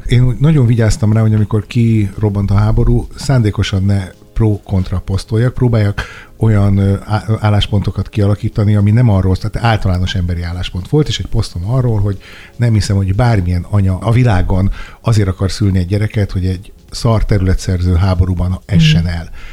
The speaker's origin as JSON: {"language": "Hungarian", "town": "Sopron", "region": "Győr-Moson-Sopron", "country": "Hungary", "said": "én Soproni vagyok"}